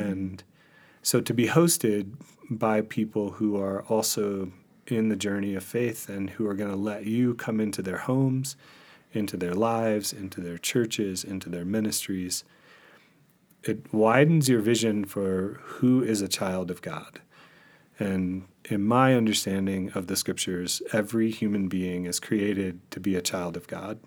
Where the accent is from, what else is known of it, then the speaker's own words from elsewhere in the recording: Mississippi, United States; moved away; also born or lived in Arizona / California / Michigan; I was born in Mississippi